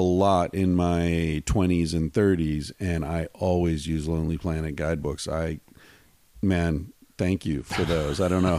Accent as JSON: {"language": "English", "region": "Pennsylvania", "country": "United States", "tie": "born or raised there", "said": "I grew up in Pennsylvania where there are lots of fireflies"}